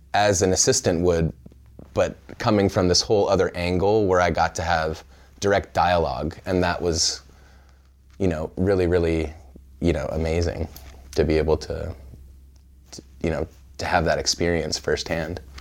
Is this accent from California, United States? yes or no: yes; Pismo Beach, California, United States; born or raised there; also born or lived in Evanston, Illinois